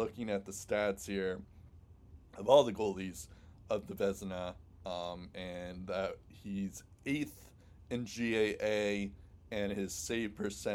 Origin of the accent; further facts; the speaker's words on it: United States; as an American